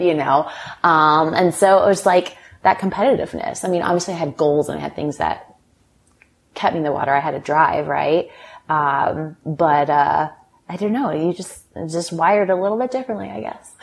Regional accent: Lake Forest, California, United States; I grew up in Lake Forest, California, so not very far from where we are now, Newport Beach

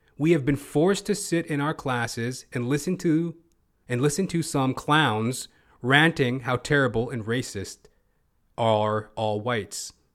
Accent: Edmonton, Alberta, Canada; moved away; My old stomping ground, by the by. I'm originally from Edmonton, Alberta.

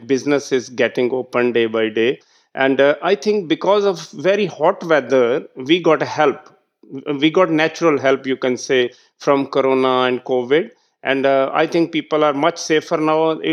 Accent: Pakistan; I was the district head of my hometown

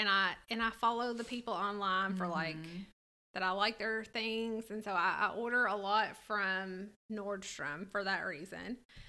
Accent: Owensboro, Kentucky, United States; I don't have such strong feelings about the mall as you do, because I grew up outside of Owensboro in that mall.

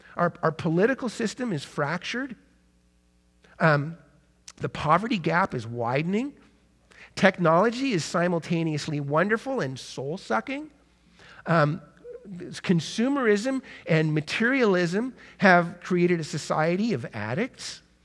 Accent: United States; as modern American, twenty-first century Christians

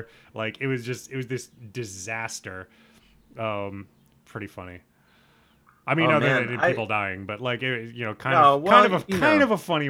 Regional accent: Midwest, United States; as a Midwesterner myself, I feel like I am often tasked with defending my home from like East Coast snobs, you know?

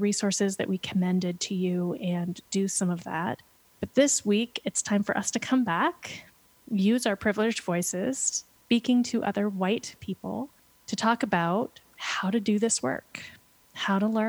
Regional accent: Pennsylvania, United States; now in Portland, United States; I grew up in Pennsylvania

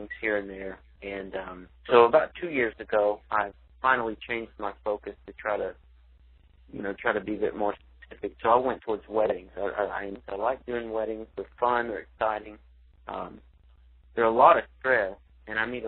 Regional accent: Weatherford, Texas, United States; I grew up in Weatherford, Texas, half an hour west of Fort Worth

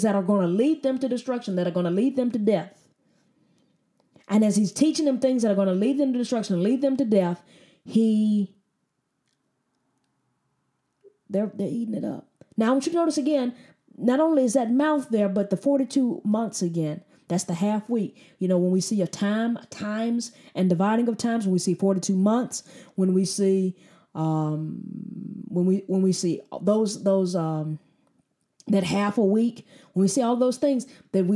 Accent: United States; as an American

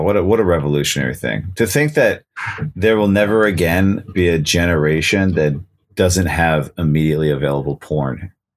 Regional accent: Nevada, United States; I grew up in Nevada

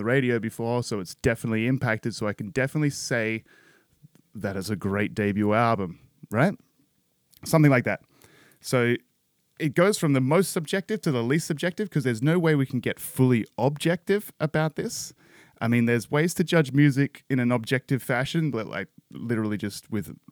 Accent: Perth, Western Australia, Australia; a late 80s, 90s kid sort of growing up in Perth, Australia

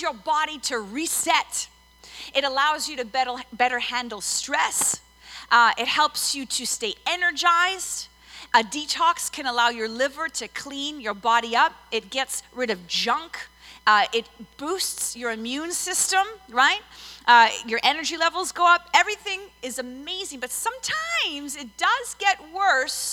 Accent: Montreal, Quebec, Canada; moved away; I'm originally from Montreal

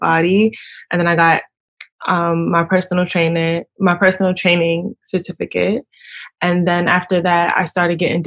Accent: New York City, New York, United States; I am from Brooklyn. Is where I'm from

